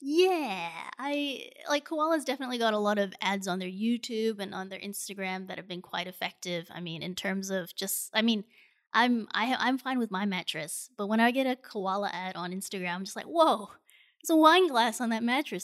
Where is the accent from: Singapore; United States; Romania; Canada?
Singapore; born or raised there